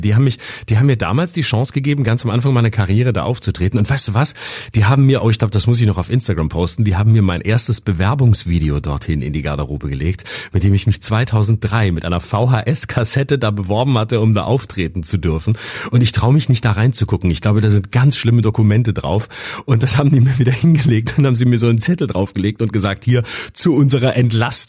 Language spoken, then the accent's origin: German; Lörrach, Baden-Württemberg, Germany; moved away; also born or lived in Freiburg; in meine Heimat Lörrach